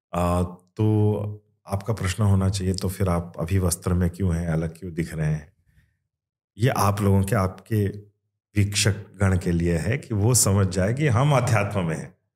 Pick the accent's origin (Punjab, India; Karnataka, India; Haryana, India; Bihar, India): Karnataka, India; Kannada; accent: Kannada influence; first language Kannada; Hindi is a second language; but ये Kannada influence है मेरी मदर टंग में